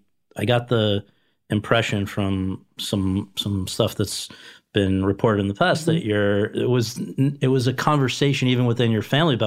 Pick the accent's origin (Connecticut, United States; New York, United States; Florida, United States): Connecticut, United States; New Haven; I'm from New Haven.